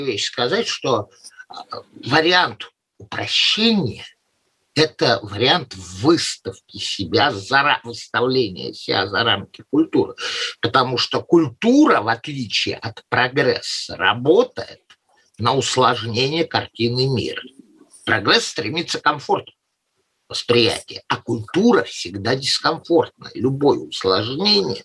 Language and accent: Russian; Saint Petersburg, Russia; moved away; Я тоже, как питерец, бывших питерцев не бывает